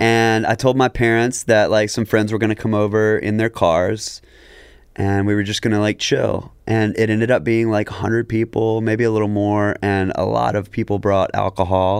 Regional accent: Jackson, Mississippi, United States; public school in Jackson, Mississippi, right? So we are from a history.

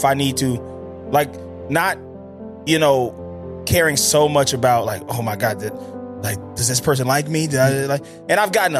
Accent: Mississippi, United States; now in Los Angeles, United States; I'm Mississippi. I'm from Mississippi.

